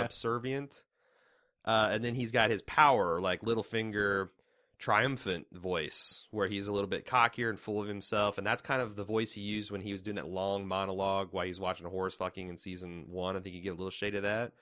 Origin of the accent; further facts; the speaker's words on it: United States; as an American